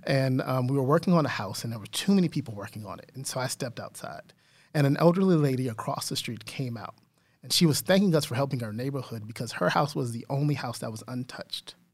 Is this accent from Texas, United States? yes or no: yes; San Antonio, Texas, United States; that's my hometown